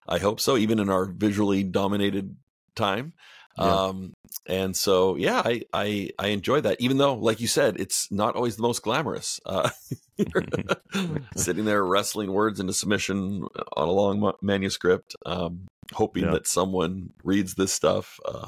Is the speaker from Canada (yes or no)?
yes; Canada; moved away as an adult; now in United States; I'm Canadian.